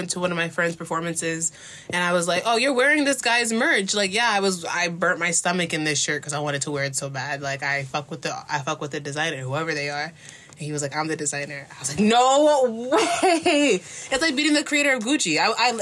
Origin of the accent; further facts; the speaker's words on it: Union County, New Jersey, United States; now in New York, United States; I'm from New Jersey.